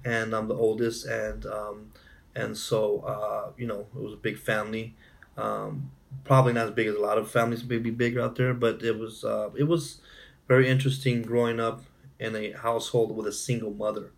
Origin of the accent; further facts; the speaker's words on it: Imperial County, California, United States; born and raised in California, mm-hmm. uh, in a small town called Imperial County